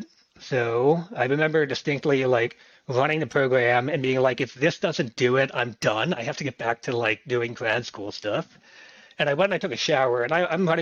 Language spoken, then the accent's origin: English; State College, Pennsylvania, United States; my hometown in State College, which was where I was also going to school, Penn State